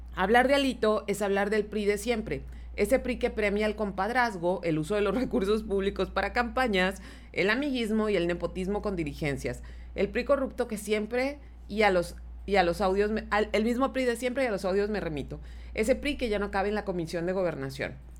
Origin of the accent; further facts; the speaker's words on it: Mexico; nosotros como mexicanos